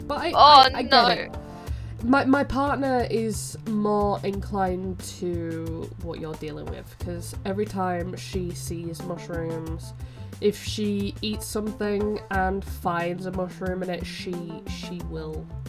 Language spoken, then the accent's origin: English; United Kingdom; As British people, like, most of what we eat is potatoes.